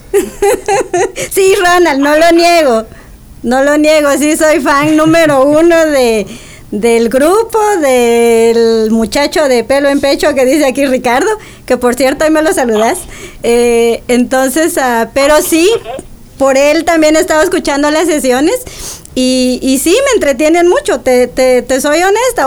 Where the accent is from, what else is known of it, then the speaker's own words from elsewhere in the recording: Quetzaltenango, Guatemala; moved away as an adult; now in United States; yo 100% chapina, eh, nacida en Shela, que al gordo no le gusta, pero yo soy de Shela